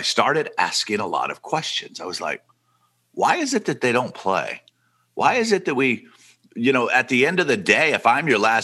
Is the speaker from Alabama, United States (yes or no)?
yes; Muscle Shoals, Alabama, United States; moved away; also born or lived in Santa Barbara; I grew up in Muscle Shoals, Alabama